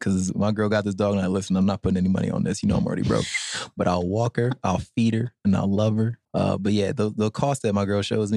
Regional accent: New York City, New York, United States; Growing up in the Bronx

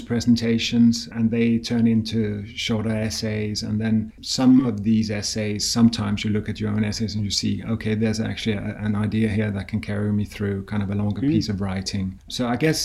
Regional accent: Copenhagen, Capital Region of Denmark, Denmark; moved away as an adult; also born or lived in Paris, France; now in Oxford, United Kingdom; I'm from Copenhagen, so I'm Danish.

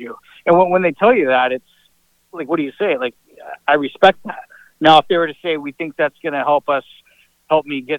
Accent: United States; also born or lived in Portland / Kamloops; now in Spokane, United States; we're American and trying to be close to our family

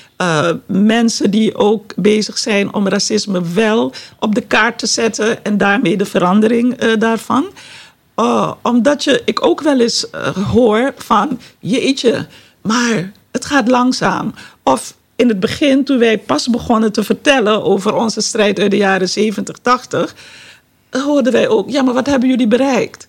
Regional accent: Suriname; moved away; Suriname, ons geboorteland

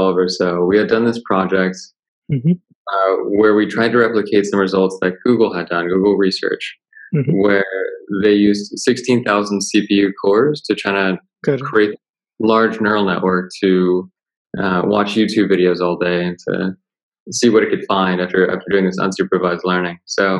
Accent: Florida, United States; moved away as an adult; also born or lived in Stanford; I grew up in Florida and then I went to the University of Florida

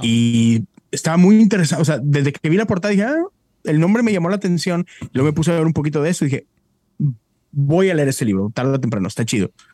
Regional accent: Mexico; moved away as an adult; now in United States; soy mexicano

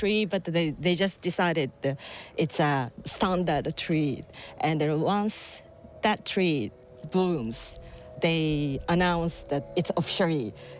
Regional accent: Japan; now in Bray, Ireland; I'm from Japan.

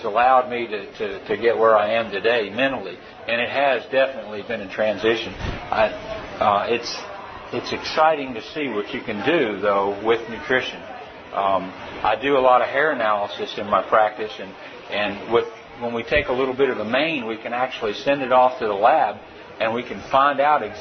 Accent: Tennessee, United States; I am a veterinarian from Tennessee.

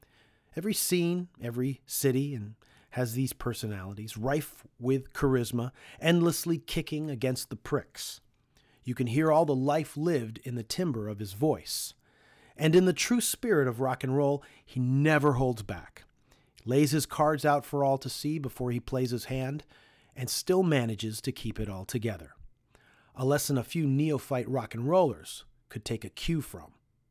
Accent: Toronto, Ontario, Canada; There have often been times when someone on the road finds out we're from Toronto and asks us if we know Dan Burke.

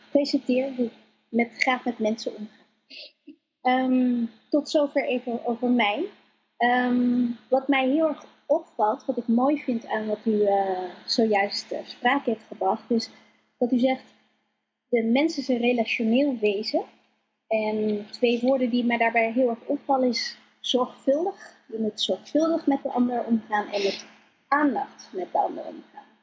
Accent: Colombia; now in Netherlands; ik ben ook niet in Nederland geboren. Ik kom uit Colombia, geadopteerd.

